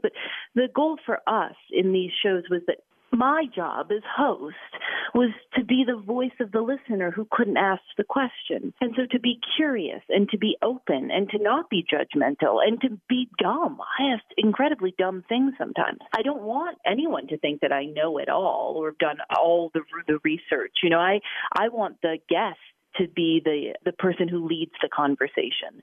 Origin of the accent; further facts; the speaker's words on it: Chicago, Illinois, United States; moved away as an adult; also born or lived in Portland, Maine / Gulfport, Mississippi; I grew up in Chicago